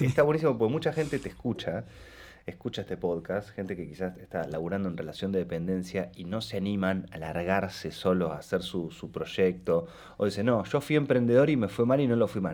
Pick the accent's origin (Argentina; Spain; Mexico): Argentina; Rosario, Santa Fe; yo soy de Rosario también, como del interior